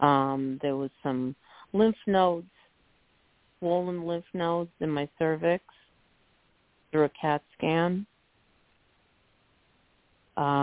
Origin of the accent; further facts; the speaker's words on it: New York, United States; now in New Jersey, United States; I'm from New York. I live in New Jersey right now